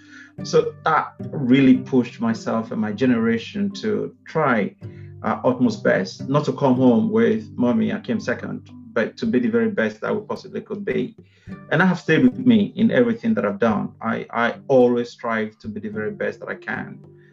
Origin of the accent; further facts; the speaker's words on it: Benin City, Edo, Nigeria; now in United Kingdom; I'm a first generation migrant from Nigeria. I was born and brought up in Benin City in Edo State, which is popularly referred to as a cradle of black civilization.